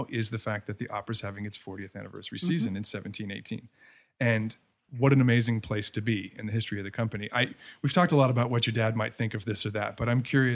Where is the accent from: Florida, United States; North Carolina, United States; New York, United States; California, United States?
Florida, United States; I grew up in Florida